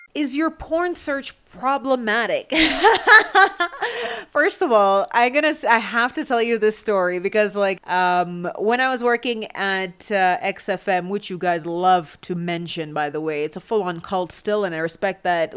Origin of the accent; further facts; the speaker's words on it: Canada; I'm from Canada.